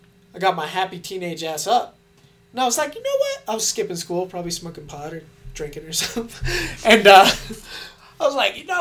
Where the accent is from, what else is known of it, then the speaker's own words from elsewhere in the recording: Thornton, Colorado, United States; I grew up in Thornton for most of my life